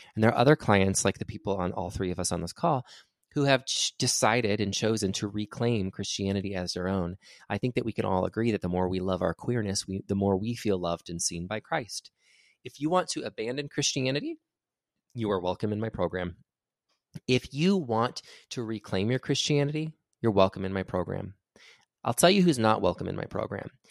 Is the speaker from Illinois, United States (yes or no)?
no; California, United States; Tim likes to make fun of me for being so Cali